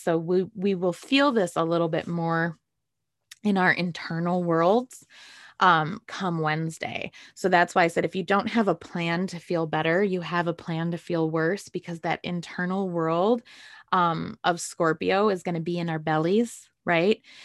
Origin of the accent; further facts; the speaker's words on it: Great Lakes, United States; moved away; also born or lived in San Diego; I'm from the Great Lakes